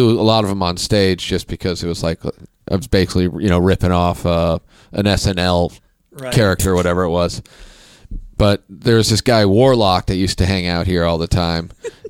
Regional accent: Kansas City, Kansas, United States; also born or lived in Sherman Oaks; now in Los Angeles, United States; I grew up in Kansas City

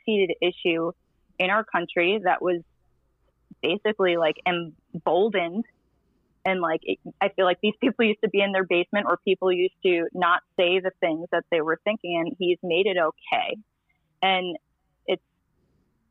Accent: New York City, New York, United States; now in Tennessee, United States; I grew up in Queens

